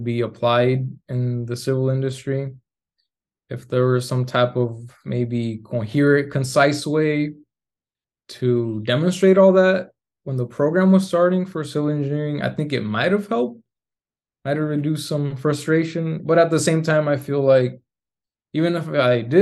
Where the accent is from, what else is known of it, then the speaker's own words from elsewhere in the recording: Tucson, Arizona, United States; moved away as an adult; also born or lived in Mexico; now in Arlington, United States; I was born and raised in Tucson, Arizona.